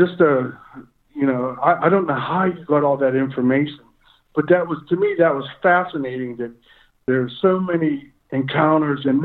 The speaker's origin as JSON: {"language": "English", "town": "Kittanning", "region": "Pennsylvania", "country": "United States", "tie": "born or raised there", "said": "my hometown is Kittanning, Pennsylvania"}